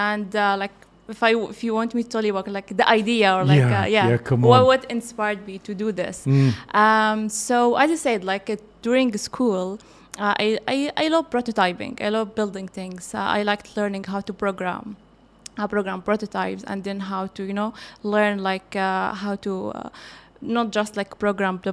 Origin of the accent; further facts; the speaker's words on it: Libya; now in Qatar; I'm from Libya